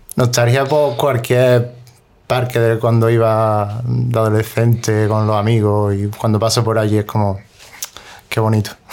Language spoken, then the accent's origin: Spanish; Granada, Andalusia, Spain; also born or lived in Cerrillo de Maracena; Yo siempre digo que soy de la Chana porque yo vivía en el Cerrillo de Maracena, ¿Mm? pero toda mi vida lo he, hecho, lo he hecho en la Chana. O sea, tenía el colegio en la Chana